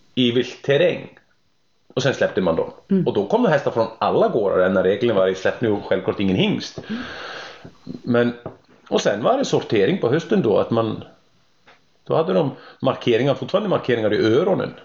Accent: Iceland; Swedish is a second language; moved away as an adult; also born or lived in Germany; now in Sweden; jag är islänning som har varit bosatt i Sverige nu i, sen 2002, hösten 2002

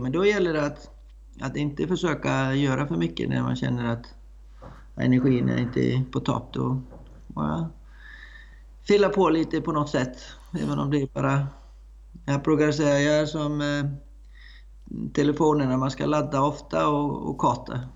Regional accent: Iceland; moved away as an adult; also born or lived in Blekinge, Sweden / Östergötland, Sweden; now in Skåne, Sweden; Jag är uppvuxen på Island

